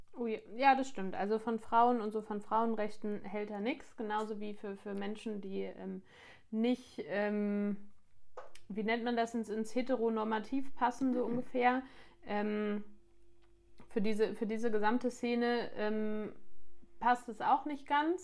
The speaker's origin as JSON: {"language": "German", "country": "Germany", "said": "bei uns in Deutschland"}